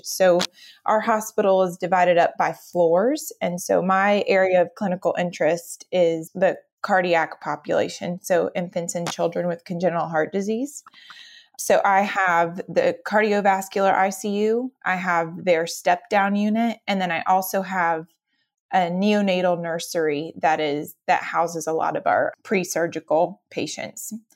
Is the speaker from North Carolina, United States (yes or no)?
yes; Cary, North Carolina, United States; So I am originally from the Raleigh area. Cary, North Carolina is my hometown